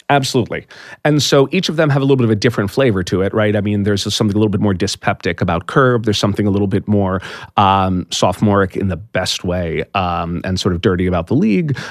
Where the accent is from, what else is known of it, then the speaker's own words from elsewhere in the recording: East Coast, United States; I'm from the East Coast. Uh, I had stayed you know, I'd stayed in the East Coast my whole life